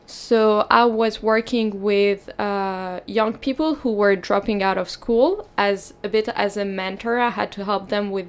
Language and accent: English; France; English is a second language; moved away as an adult; now in Sweden; I'm 21 years old, almost 22, and I'm from France, but my parents are from Morocco